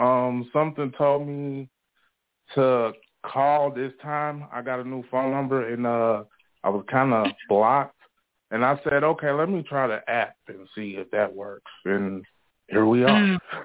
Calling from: Elgin, Illinois, United States; I'm calling from Elgin, Illinois.

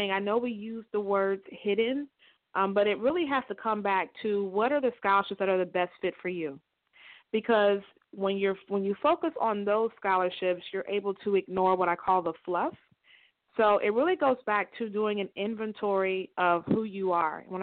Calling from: Tampa, Florida, United States; I'm calling from Tampa, Florida.

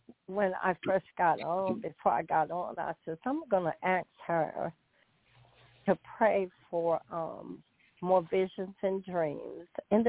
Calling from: North Carolina, United States; from North Carolina.

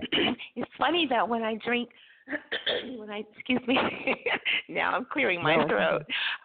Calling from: California, United States

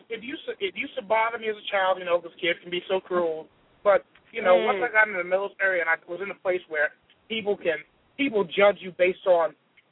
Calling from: Atlanta, Georgia, United States; Atlanta, Georgia.

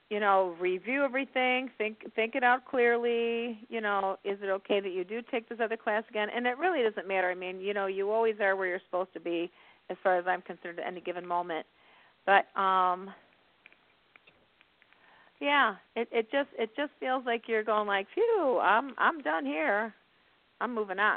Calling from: Indiana, United States

